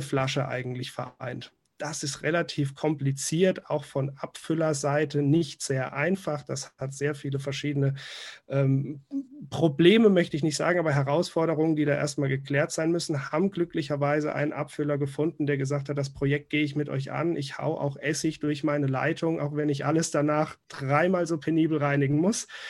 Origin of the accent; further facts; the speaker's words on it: Rhineland-Palatinate, Germany; als Pfälzer äh, hier geboren und aufgewachsen